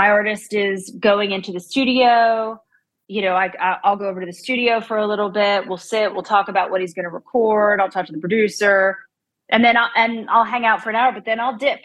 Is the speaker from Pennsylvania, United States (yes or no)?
yes; Central Pennsylvania, United States; moved away as an adult; now in Nashville, United States; I am from Central Pennsylvania originally. I moved to Nashville to go to college at MTSU